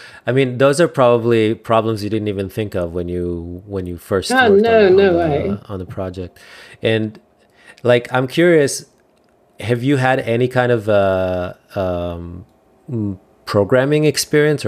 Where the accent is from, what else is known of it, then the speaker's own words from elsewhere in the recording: Israel; I'm from Israel